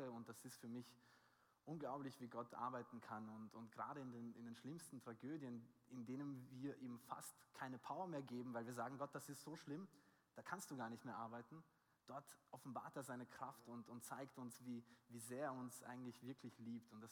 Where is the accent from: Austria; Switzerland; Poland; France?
Austria; Ich bin aus Österreich